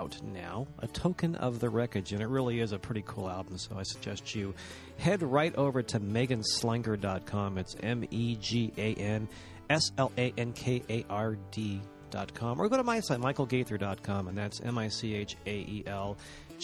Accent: Watsonville, California, United States; we actually have plumbing in Watsonville now. It's very cool. I think we're ringing in power lines next week, too. But I rag about my hometown

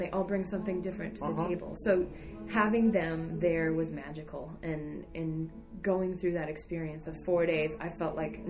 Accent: Tracy, California, United States; moved away as an adult; also born or lived in East Bay, California; now in San Francisco, United States; So I grew up in Tracy, California, which is a small, like

